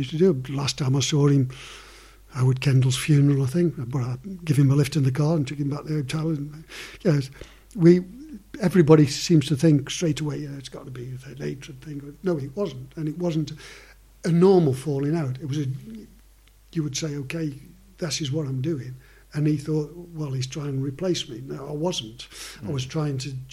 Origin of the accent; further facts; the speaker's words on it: Stoke-on-Trent, West Midlands, United Kingdom; Stoke are my hometown club